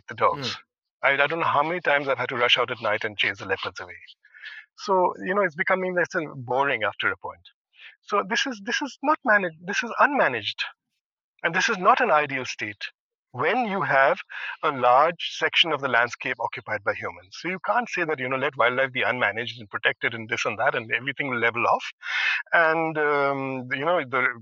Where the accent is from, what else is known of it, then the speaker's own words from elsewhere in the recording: India; We as Indian citizens